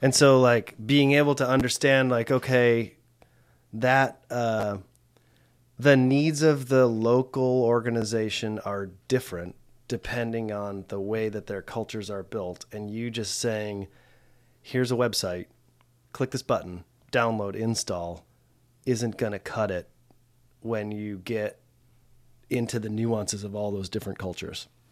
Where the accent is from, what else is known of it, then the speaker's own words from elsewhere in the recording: United States; I grew up in the States